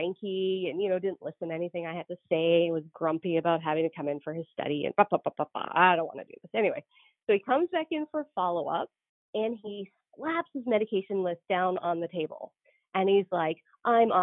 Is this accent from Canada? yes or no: yes; Canada; moved away as an adult; also born or lived in Georgia, United States / North Dakota, United States; now in United States; I'm Canadian